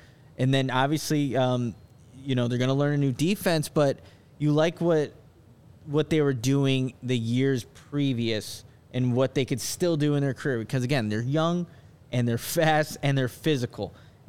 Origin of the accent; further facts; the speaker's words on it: Waukegan, Illinois, United States; he's from my hometown in Waukegan